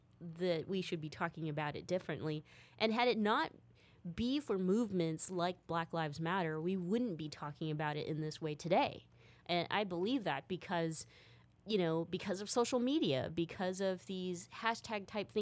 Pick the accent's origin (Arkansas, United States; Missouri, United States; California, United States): California, United States; Stockton; I grew up in Stockton